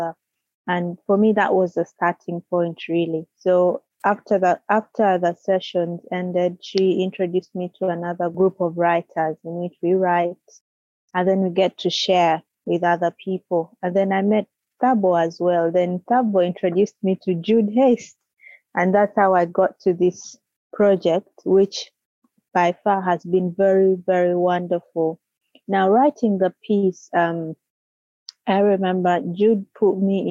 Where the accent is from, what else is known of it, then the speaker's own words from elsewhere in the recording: Uganda; now in United Kingdom; I am Ugandan and living in the UK at the moment.